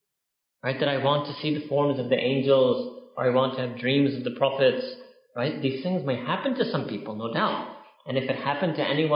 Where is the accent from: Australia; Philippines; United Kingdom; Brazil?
United Kingdom; We're British, so we're so happy that we're done with it.